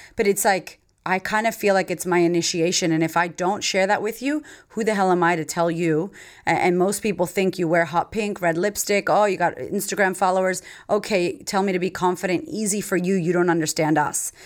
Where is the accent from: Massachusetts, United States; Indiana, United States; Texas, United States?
Massachusetts, United States; Framingham; moved away as an adult; now in Australia; I grew up in Framingham, Massachusetts.